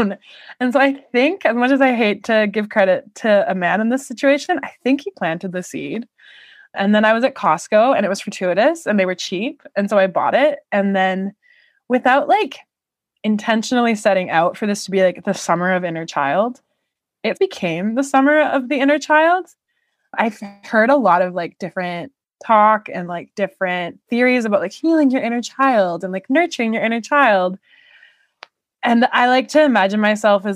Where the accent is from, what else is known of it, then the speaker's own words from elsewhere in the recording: Canada; I am Canadian.